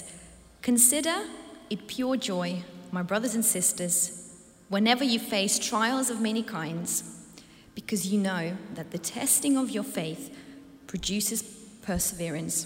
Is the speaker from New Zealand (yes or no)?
no; Ukraine; moved away; I come from a country called Ukraine, and I love my home. But at one point 8 years ago, I lost my home, and I had to flee my hometown